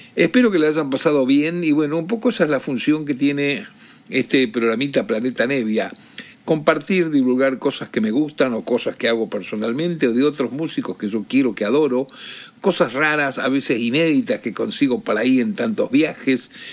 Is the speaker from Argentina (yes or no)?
yes; Argentina; en mi país, en mi tierra, en Argentina